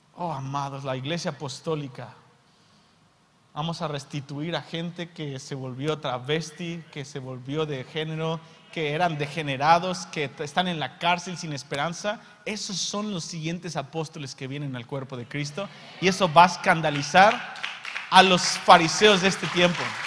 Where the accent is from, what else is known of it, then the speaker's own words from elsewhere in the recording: Mexico; Soy mexicano